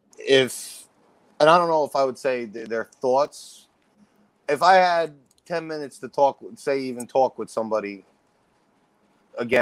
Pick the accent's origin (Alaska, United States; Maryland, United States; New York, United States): New York, United States; Yonkers; also born or lived in White Plains / Westchester; I was born in Yonkers